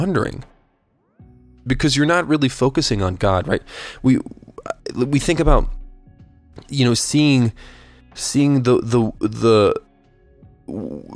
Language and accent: English; United States; I'm an American